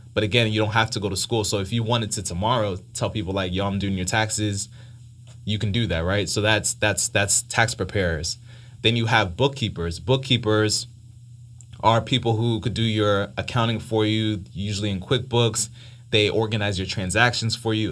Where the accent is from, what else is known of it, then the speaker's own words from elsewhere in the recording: Miami, Florida, United States; moved away as an adult; now in Atlanta, United States; I was born in Miami, uh, parents came from Haiti